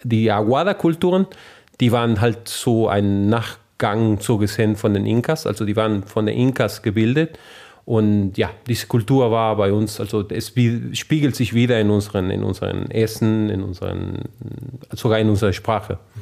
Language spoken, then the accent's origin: German; northern Argentina, Argentina; German is a second language; moved away as an adult; also born or lived in Saarland, Germany; now in Trier, Germany; ich aus dem Norden Argentiniens komme